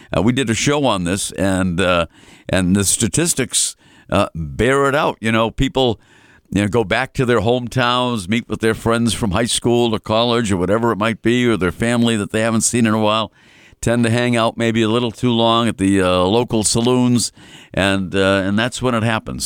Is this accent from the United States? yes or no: yes; Melrose, Massachusetts, United States; my hometown of Melrose